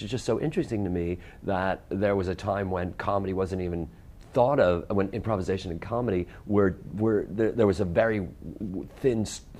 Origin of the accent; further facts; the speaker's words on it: Chicago, Illinois, United States; that's where I grew up a block away from Flukey's.